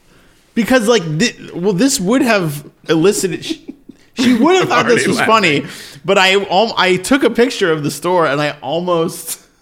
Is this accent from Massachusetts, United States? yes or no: yes; Sharon, Massachusetts, United States; Massachusetts, baby.